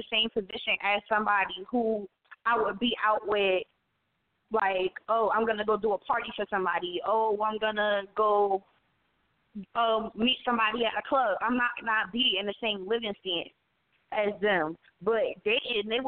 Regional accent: Asbury Park, New Jersey, United States; my hometown of Asbury Park, New Jersey

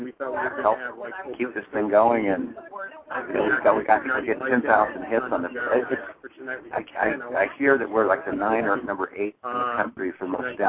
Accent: Ireland; being an Irish guy, people will tell you, is I take a story, I take a kernel of something and then exaggerate it 10 times.

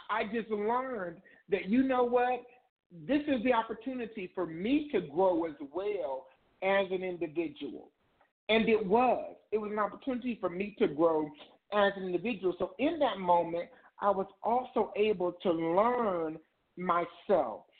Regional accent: Indiana, United States; moved away as an adult; now in Ohio, United States; I'm originally from Indiana. I moved from Indiana to Ohio

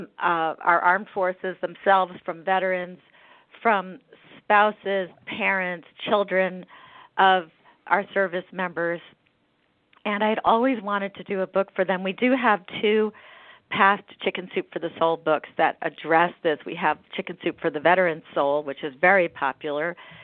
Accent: United States; And it was really good for me as an American to be exposed to these stories and be forced to think about what these people do and what it's like.

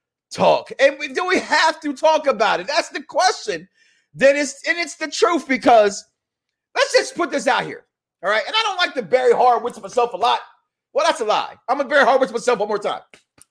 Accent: Chicago, Illinois, United States; also born or lived in Darby, Pennsylvania; I'm from the South Side of Chicago by way of Philadelphia, Darby, PA, that is.

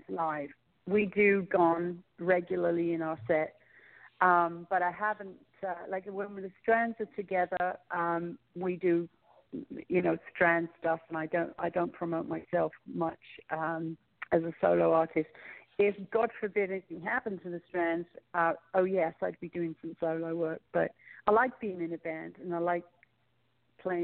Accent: London, United Kingdom; moved away; We had three gigs in London, and I'm actually planning a trip to go back to plan another trip there, because we had such a good response, and it's my hometown

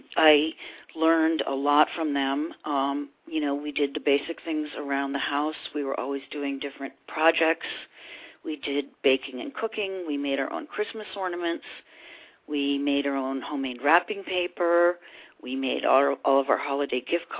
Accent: Concord, Massachusetts, United States; I grew up in Concord, Massachusetts, in a very artistic family.

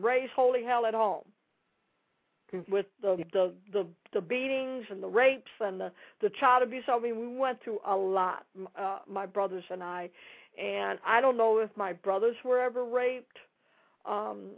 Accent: Dallas, Texas, United States; I'm from Dallas

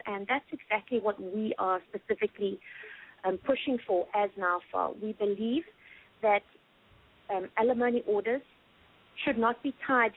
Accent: South Africa; now in United States; my home country, South Africa

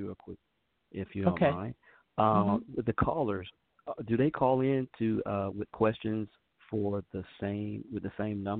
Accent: North Carolina, United States; We have a lot in common because obviously we're both from North Carolina, so very similar as to how we were raised and things that we were used to.

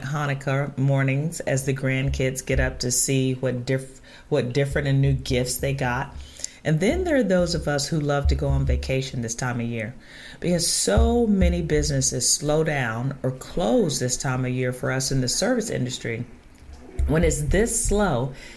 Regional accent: Chicago, Illinois, United States; moved away; I was originally from Chicago

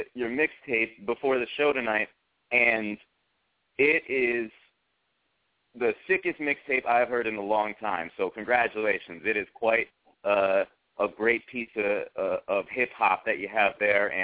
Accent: New Haven, Connecticut, United States; New Haven, my hometown

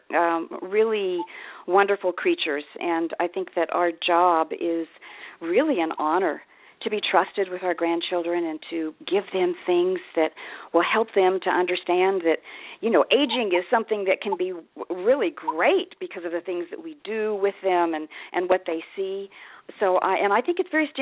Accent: Kansas, United States; now in Ashland, United States; I grew up in Kansas. I'm in Ashland, Oregon now, but I grew up in Kansas.

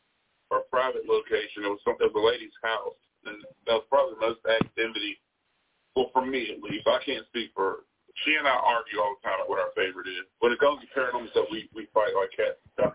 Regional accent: Bedford, Virginia, United States; There is. I'm from Bedford.

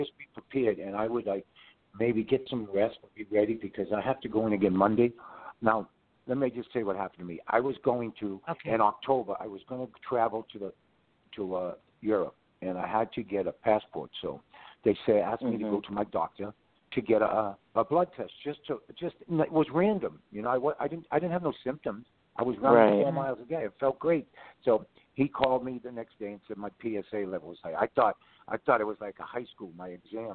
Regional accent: Boston, Massachusetts, United States; I was from Mission Hill

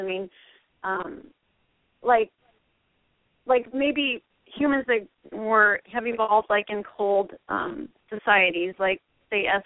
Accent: Oregon, United States; I'm actually from Oregon.

